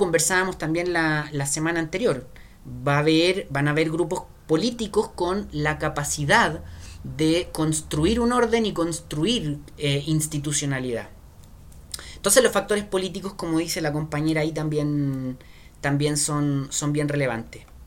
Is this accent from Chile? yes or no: yes; Chile; como chileno